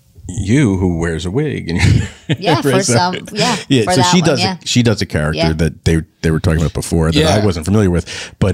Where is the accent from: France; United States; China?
United States; New Jersey; also born or lived in Manhattan, New York; now in Connecticut, United States; I grew up in New Jersey and I live in Connecticut and I lived in Manhattan for 15 years.